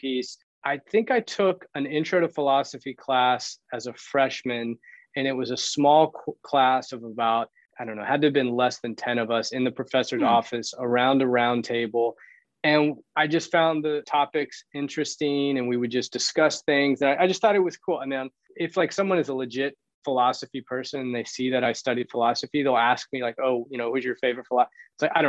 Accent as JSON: {"language": "English", "region": "Tennessee", "country": "United States", "tie": "born or raised there", "also_born_or_lived": "Florida / Boone, North Carolina / Honduras", "moved": "as an adult", "lives_now": "Miami, United States", "said": "I was born in Florida, raised in Tennessee, undergrad at Appalachian State in Boone, North Carolina, somehow wound up in Honduras, lived in the Peace Corps for a couple of years."}